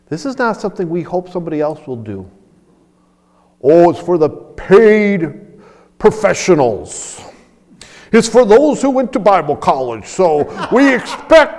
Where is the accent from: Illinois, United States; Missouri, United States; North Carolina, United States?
Illinois, United States; Chicago; Growing up in Chicago, I knew a lot of people